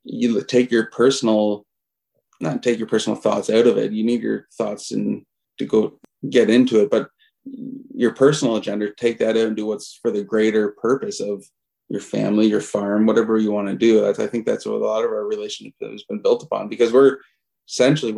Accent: Alliston, Ontario, Canada; I grew up in Alliston for the most part. So my story is, grew up in rural central Ontario

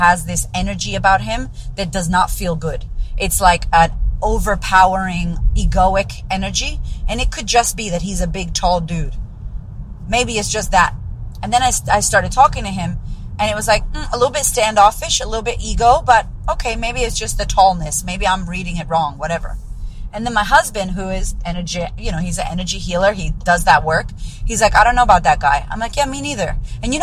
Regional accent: United States; moved away; I'm pretty American

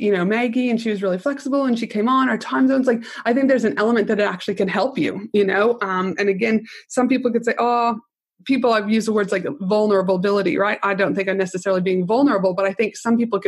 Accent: Canada; also born or lived in United States; now in Australia; I'm Canadian, I did my uni in the United States

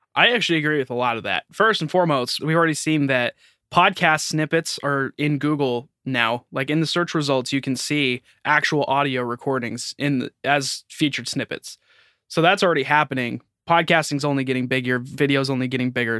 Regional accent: United States; I'm American

